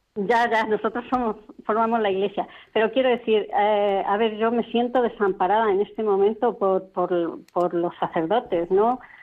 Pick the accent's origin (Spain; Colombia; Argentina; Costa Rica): Spain; Toledo, Castilla-La Mancha; soy de Toledo